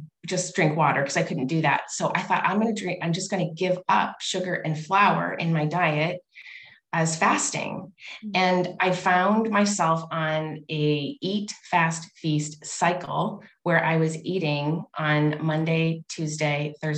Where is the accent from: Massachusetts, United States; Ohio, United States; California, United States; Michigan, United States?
Michigan, United States; Union; I'm from Union, Michigan